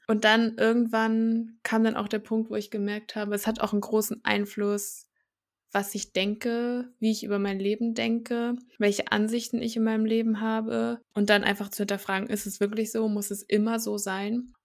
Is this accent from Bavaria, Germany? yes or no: no; Thuringia, Germany; also born or lived in Rostock; ich bin gebürtig auch aus Thüringen, habe hier mein Abi gemacht